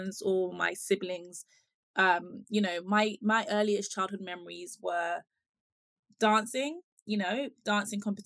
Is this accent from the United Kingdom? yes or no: yes; United Kingdom; also born or lived in Ghana; I was born in the UK and I lived here for a few of my formative years. I want to say until about seven